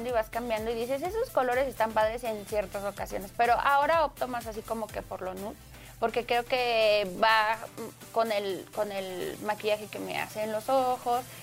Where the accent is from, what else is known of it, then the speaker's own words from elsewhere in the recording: State of Mexico, Mexico; Se llama Saúl Ventura y está en el municipio de Ciudad Neza, porque yo soy de Estado